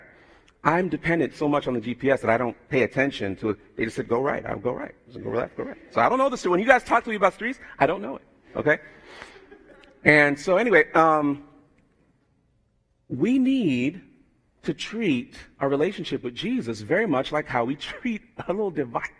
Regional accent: United States; I have Jamaican background, although I'm born in America

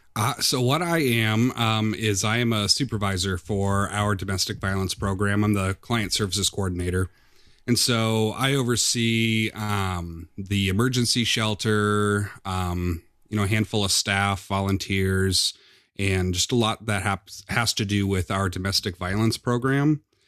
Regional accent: Midwest, United States; moved away as an adult; also born or lived in Nashville, Tennessee / Decatur, Illinois; I'm from a small town in the Quad City area

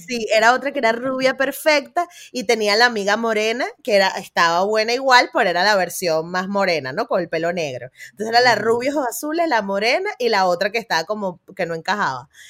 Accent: Venezuela; born or raised there; now in Spain

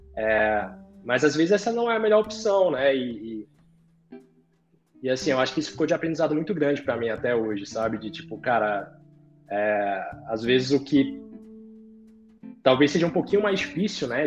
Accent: Brasília, Federal District, Brazil; Nascido e criado por aqui mesmo.

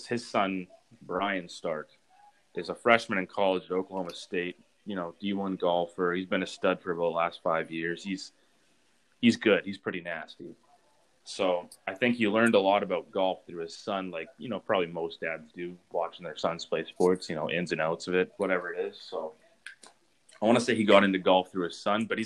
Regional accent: Saskatchewan, Canada; I'm from Saskatchewan

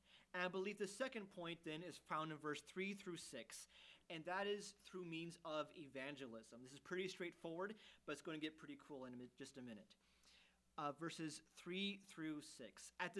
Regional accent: Germany; Even growing up in Germany, which is farther east than here, but still in a Western culture, we never really faced persecution.

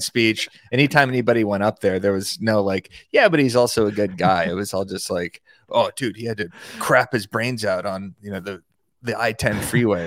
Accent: Tucson, Arizona, United States; in Arizona, in Tucson, my hometown

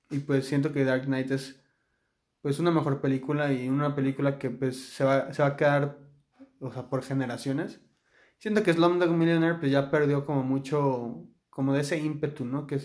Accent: Mexico; tal vez yo siendo mexicano puedo decir, o sea, ¿tú qué vas a saber de México si nunca has vivido aquí?

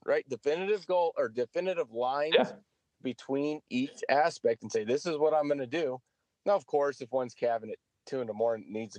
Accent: California, United States; I'm from California and everyone thinks I'm a vegan because I live out here

